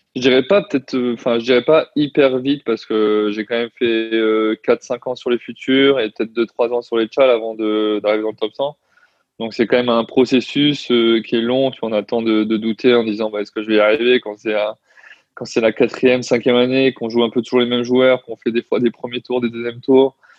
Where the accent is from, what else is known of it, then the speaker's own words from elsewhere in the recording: Toulon, Provence-Alpes-Côte d'Azur, France; je viens de Toulon à la base